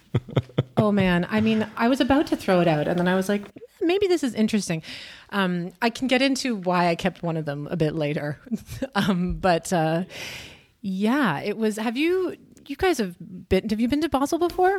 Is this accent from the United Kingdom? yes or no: no; Canada; moved away as an adult; now in Berlin, Germany; I am from Canada. I've been living in Berlin for too long, I think since twenty thirteen or something